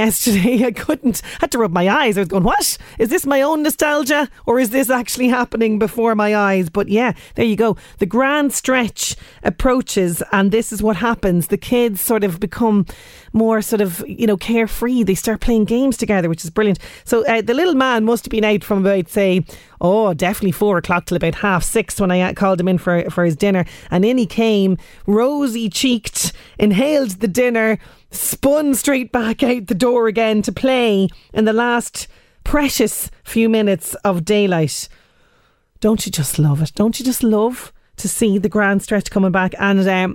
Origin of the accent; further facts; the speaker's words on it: Ireland; as we Irish love to say, the grand stretch in the evening